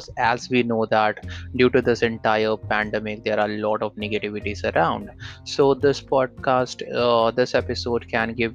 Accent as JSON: {"language": "English", "country": "India", "said": "I'm from India"}